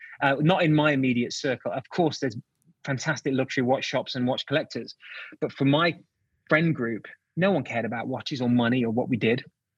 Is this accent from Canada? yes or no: no; England, United Kingdom; moved away as an adult; also born or lived in Michigan, United States / New York City, United States; now in Texas, United States; And I moved here in 2007 and I spent a decade in Michigan. And I would always say that I was born in England, but raised in Detroit.